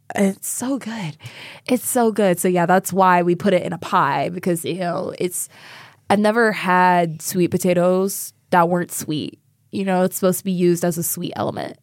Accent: Sacramento, California, United States; moved away; my hometown of Sacramento

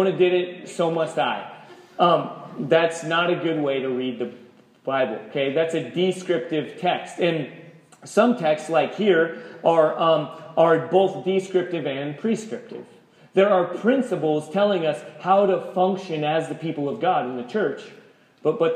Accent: United States; We're American, we're Christian

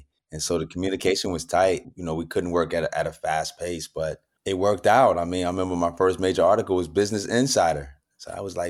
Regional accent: New York City, New York, United States; moved away; also born or lived in San Quentin, California; because everybody knows I'm from Brooklyn, New York.

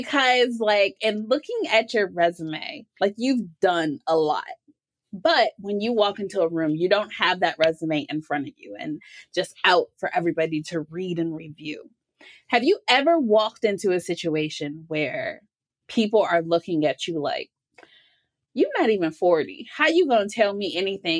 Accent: Detroit, Michigan, United States; my hometown of Detroit, Michigan

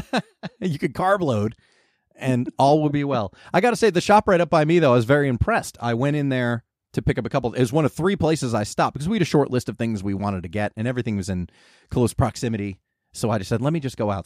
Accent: New Jersey, United States; moved away as an adult; also born or lived in California; growing up in Jersey where we get the complete spectrum of weather

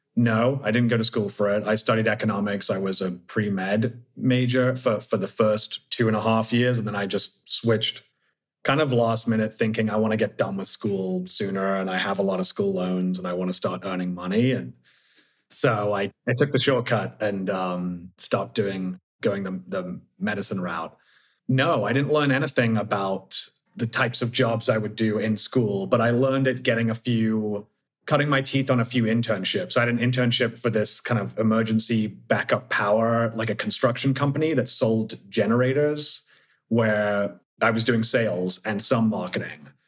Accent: Oxford, South East England, United Kingdom; now in San Francisco, United States; from the UK, from Oxford originally, but I live in the outer Richmond in San Francisco

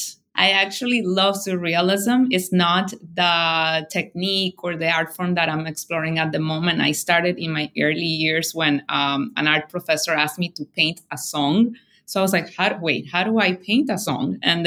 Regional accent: Barranquilla, Atlántico, Colombia; moved away; I was born in Barranquilla, which is a very coastal town in Colombia

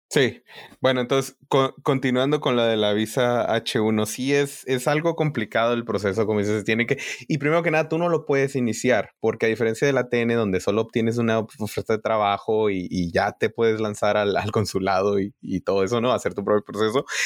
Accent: northern Mexico border, Mexico; moved away as an adult; now in United States; yo de la frontera

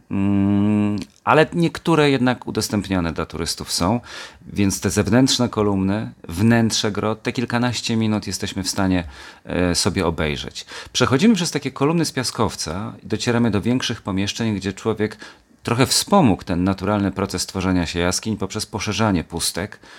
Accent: Kielce, Świętokrzyskie Voivodeship, Poland; also born or lived in Gdynia area; jestem kielczaninem z dziada pradziada

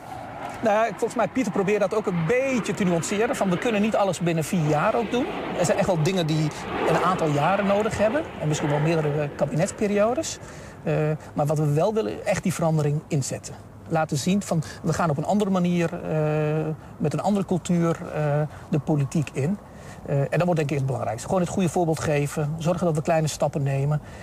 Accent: Rijssen, Overijssel, Netherlands; also born or lived in Southeast Turkey; sindsdien in eh, Twente terechtgekomen, in Reizen

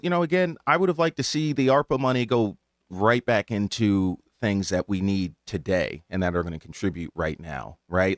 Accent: Hamden, Connecticut, United States; I grew up in Hamden

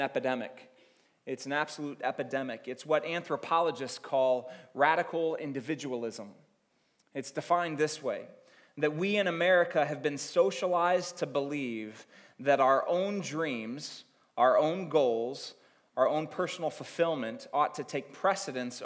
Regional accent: Akron, Ohio, United States; born and raised in Akron, Ohio

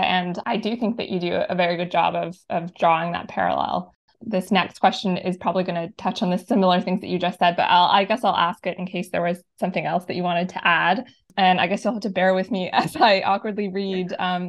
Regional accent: Northwest Territories, Canada; I'm from the North, I'm from the Northwest Territories

